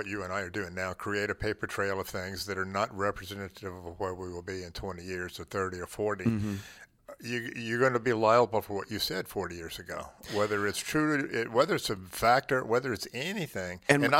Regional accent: the South, United States; So I could be easily classified because I was born in the South, raised in the South, white privilege, all that stuff.

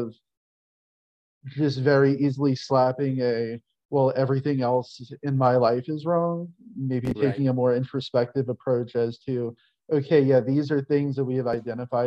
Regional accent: New Orleans, Louisiana, United States; moved away as an adult; now in Mississippi, United States; I'm born and raised in New Orleans, relocated to Mississippi a few years ago.

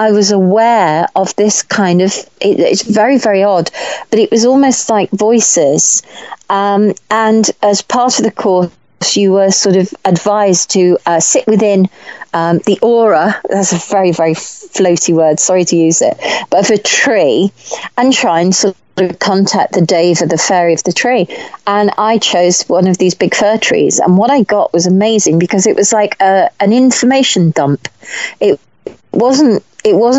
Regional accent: Warwickshire, West Midlands, United Kingdom; I grew up in Warwickshire

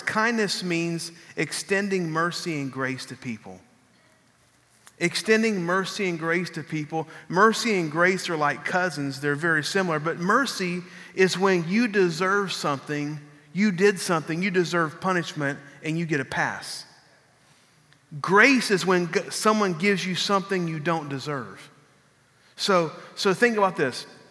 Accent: San Marcos, Texas, United States; when I was growing up in San Marcos, Texas, I lived

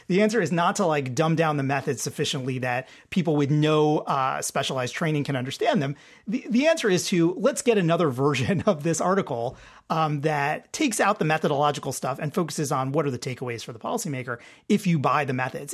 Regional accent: Detroit, Michigan, United States; Detroit Tigers, my, my hometown team

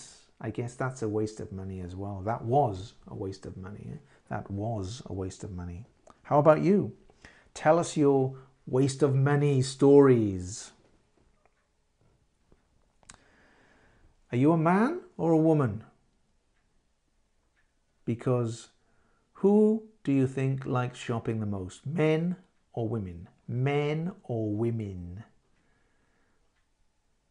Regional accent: London, United Kingdom; I am from London.

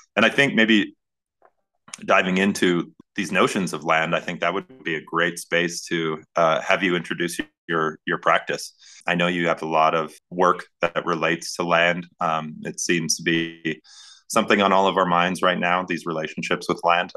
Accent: Northern Plains, North Dakota, United States; now in Glorieta, United States; I'm from the Northern Plains.

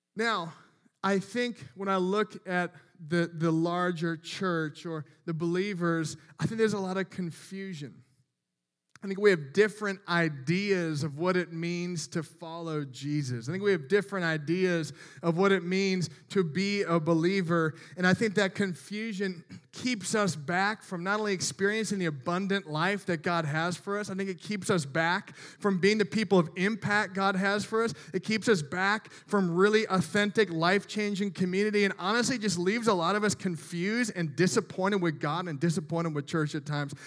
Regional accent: Midwest, United States; I'm from the Midwest

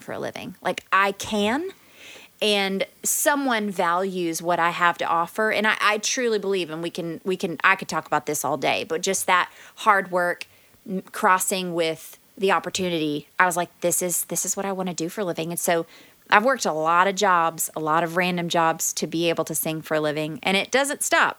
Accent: Texas, United States; moved away as an adult; also born or lived in Louisiana / Dallas, Texas; now in Edmond, United States; I grew up in Texas, but then we moved to Louisiana for a little while and we lived in a small town.

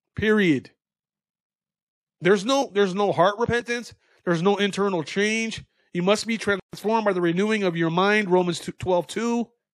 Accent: United States; we are American citizens

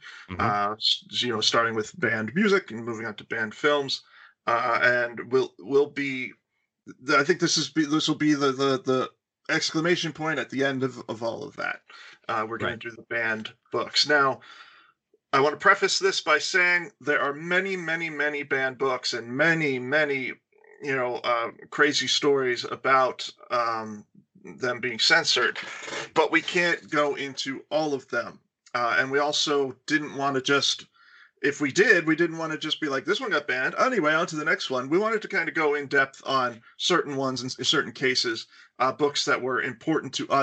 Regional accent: United States; our country is young

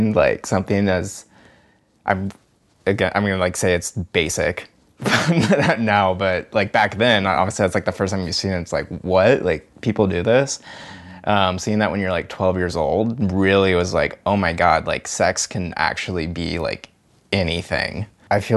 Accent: Bainbridge Island, Washington, United States; I grew up over on Bainbridge Island.

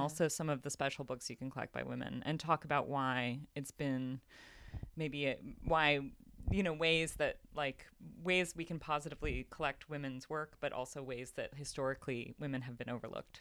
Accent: United States; I'm American

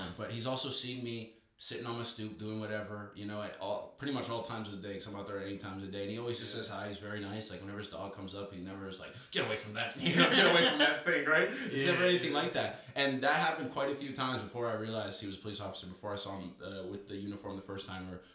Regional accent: Toronto, Ontario, Canada; moved away as an adult; now in United States; I was in Toronto

